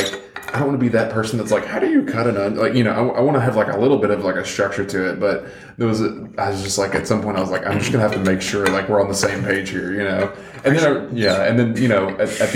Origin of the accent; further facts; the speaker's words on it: the South, United States; I grew up in the South